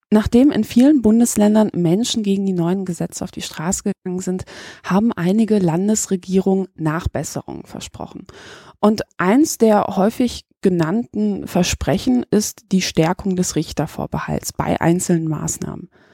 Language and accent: German; Poland; now in Germany; ich bin auch Ausländer, ich bin in Polen geboren worden